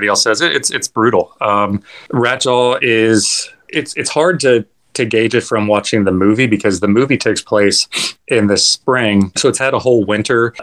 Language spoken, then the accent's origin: English; West Virginia, United States; now in Florida, United States; I grew up in West Virginia, and I remember running through the woods